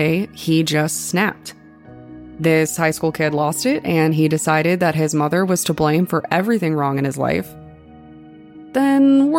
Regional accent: Colorado, United States; it took place in my hometown

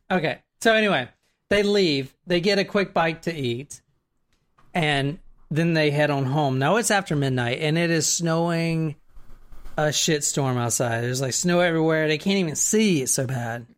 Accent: the South, United States; I'm in from the South

